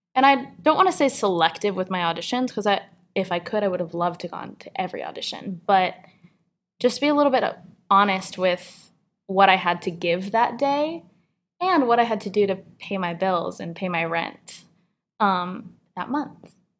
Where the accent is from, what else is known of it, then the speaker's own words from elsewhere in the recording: San Francisco, California, United States; moved away as an adult; also born or lived in State College, Pennsylvania; Growing up in San Francisco, I just kind of like lived in this really beautiful kind of like liberal bubble of arts and culture